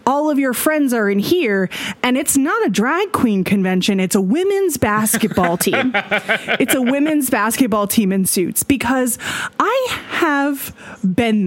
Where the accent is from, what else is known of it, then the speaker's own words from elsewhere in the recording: Oklahoma, United States; moved away as an adult; I grew up in Oklahoma mm-hmm. from 1990 until 2021